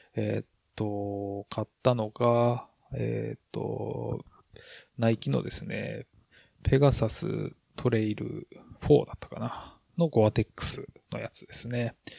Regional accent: Hokkaido, Japan; 私も北海道人なんで

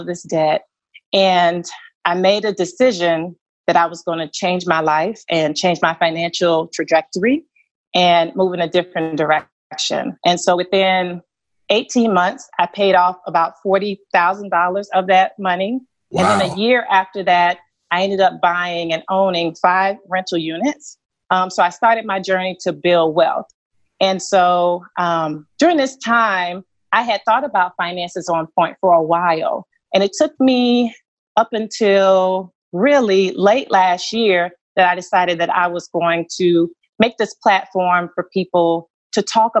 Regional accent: Columbia, South Carolina, United States; I grew up in Columbia, South Carolina, in a single parent household

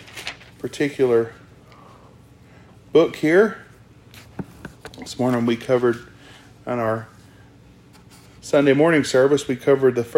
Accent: Arkansas, United States; I'm from Arkansas

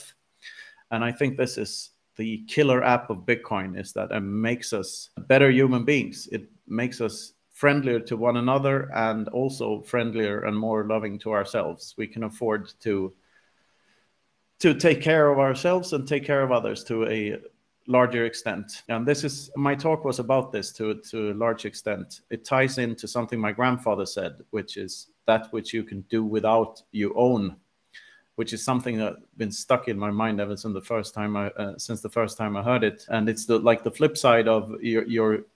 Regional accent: Sweden; growing up in Sweden in the 80s

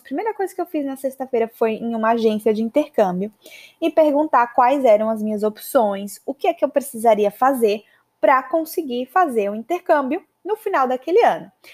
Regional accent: Maceió, Alagoas, Brazil; moved away as an adult; also born or lived in São Paulo, Brazil / United States / Canada; Eu sou de Maceió

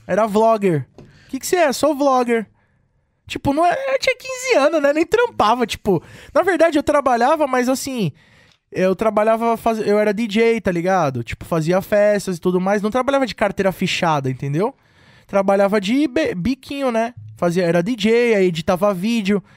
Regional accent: Cubatão, São Paulo, Brazil; E tocava nas festinhas lá da minha cidade, de Cubatão

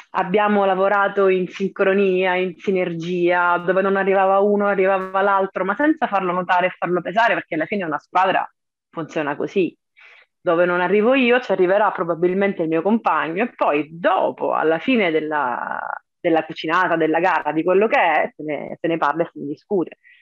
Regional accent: Cosenza, Calabria, Italy; ho visto il bollino su Cosenza perché so dov'è la mia città

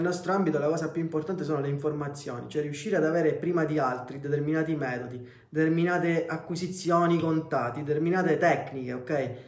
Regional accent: Messina, Sicily, Italy; noi al sud viviamo in una macchina del tempo, nel senso noi qua siamo dieci anni indietro rispetto al, al resto del mondo.

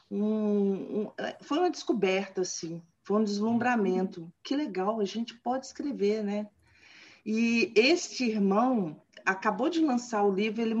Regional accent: Cataguases, Minas Gerais, Brazil; Eu nasci, não nasci em Cataguases, mas fui registrada em Cataguases. Fui para lá com dois anos de idade. Mas Cataguases é a minha cidade natal.

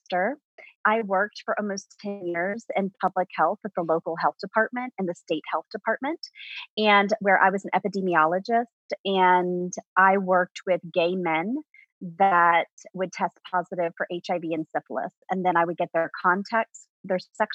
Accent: suburbs of DC, Virginia, United States; now in Appalachian Mountains of Virginia, United States; I grew up in Virginia, but I grew up in the suburbs of DC

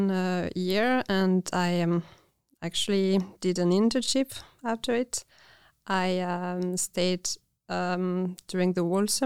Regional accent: France; moved away as an adult; also born or lived in Belgium; now in Finland; So I'm from France, but I studied in Belgium.

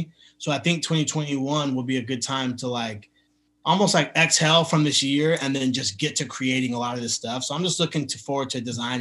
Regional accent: Washington, United States; now in Los Angeles, United States; I'm here in LA, but I'm from Washington State, so I'm a I grew up a Seattle Mariners fan for baseball.

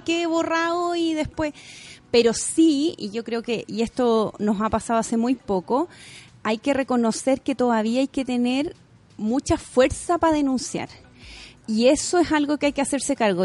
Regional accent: Chile; como mujer, como chilena

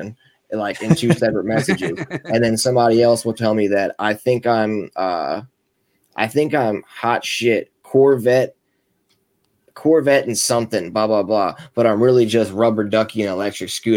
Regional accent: Arnold, Maryland, United States; now in Annapolis, United States; I'm down in the Napa City now, but I grew up in Arnold

